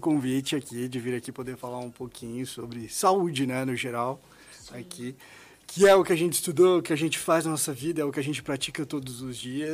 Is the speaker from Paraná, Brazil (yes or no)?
no; Goiás, Brazil; moved away as an adult; also born or lived in Marília, São Paulo; now in São Paulo, Brazil; eu sou de Goiás, tá? Eu vim de Goiás, me formei no interior de São Paulo